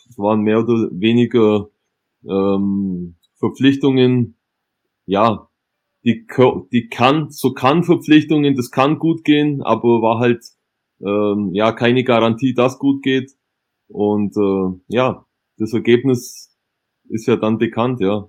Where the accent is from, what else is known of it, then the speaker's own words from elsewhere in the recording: West Germany, Germany; ich komme ja auch aus dem Westen